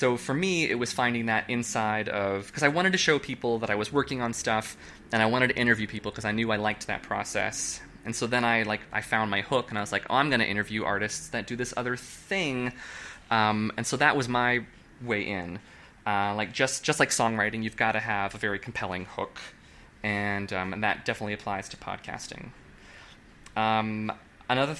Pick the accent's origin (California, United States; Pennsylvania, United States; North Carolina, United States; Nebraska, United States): Nebraska, United States; moved away as an adult; also born or lived in Oklahoma City, Oklahoma; now in New York, United States; I'm from Nebraska. I grew up in a Catholic conservative family.